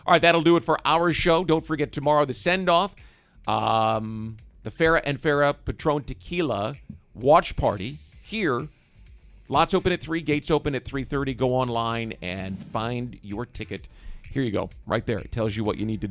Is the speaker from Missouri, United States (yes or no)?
yes; Kansas City, Missouri, United States; moved away; I grew up in Kansas City